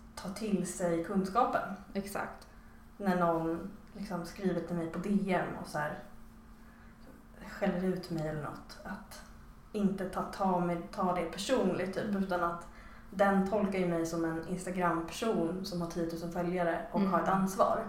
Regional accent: Stockholm, Stockholm County, Sweden; moved away as an adult; now in Malmö, Sweden; jag är en pure Stock, liksom, Stockholms betongs innerstadsbarn

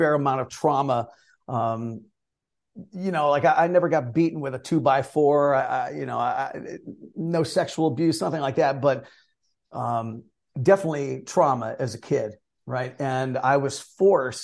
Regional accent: Northeastern Ohio, United States; I born and raised in Northeastern Ohio

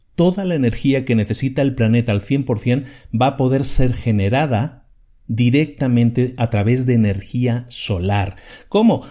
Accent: Spain; Yo soy originario de España.

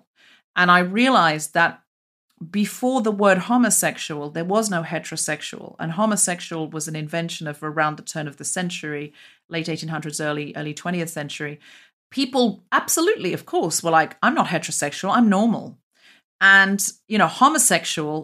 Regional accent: Australia; moved away; I am an Australian adopted left-handed immigrant woman.

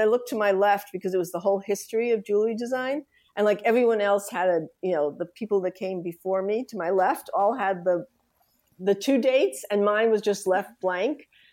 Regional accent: New York City, New York, United States; I grew up in the Bronx, Riverdale

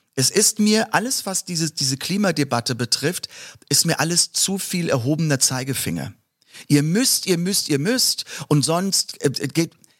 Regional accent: Mörz, Rhineland-Palatinate, Germany; ist in der Vordereifel. Und ähm, ja, das ist meine Heimat.

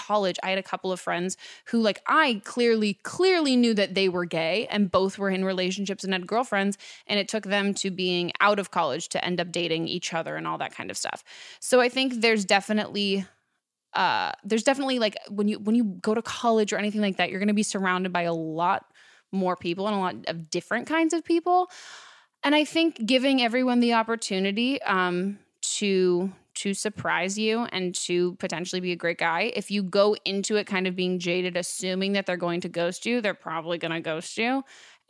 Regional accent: near San Francisco, California, United States; I grew up near San Francisco

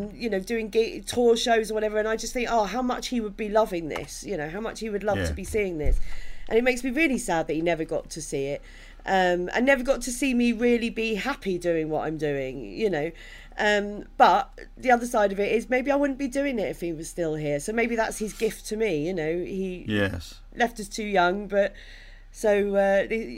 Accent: Maidstone, South East England, United Kingdom; I was brought up in Maidstone in Kent

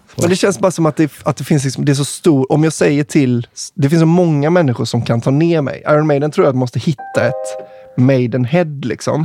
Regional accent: Kungälv, Västra Götaland, Sweden; jag är från Kungälv, eller liksom typ Marstrand i höjd

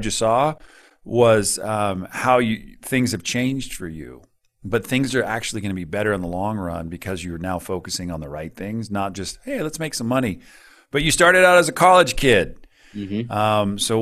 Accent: California, United States; moved away; also born or lived in Colorado; the neighborhood I grew up in California, and then moved to Colorado

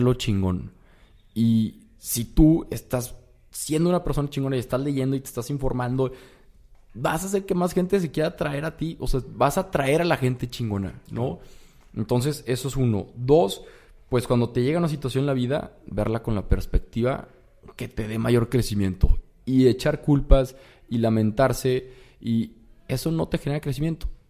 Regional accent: Torreón, Coahuila, Mexico; moved away as an adult; now in Monterrey, Mexico; yo soy de Torreón y me vine acá a Monterrey

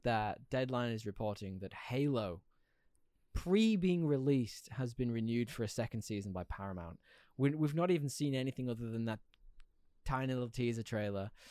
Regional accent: United Kingdom; I'm British.

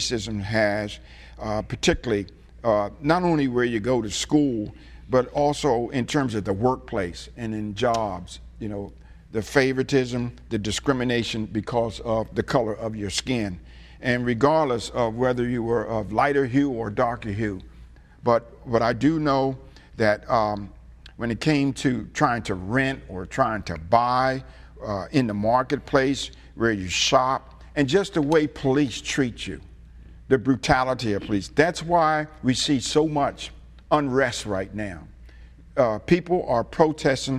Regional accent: Trenton, New Jersey, United States; I grew up in Trenton, New Jersey

